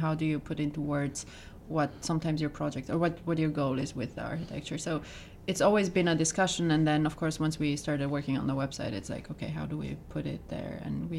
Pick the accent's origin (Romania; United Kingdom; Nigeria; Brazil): Romania; moved away as an adult; now in New York, United States; I'm originally from Romania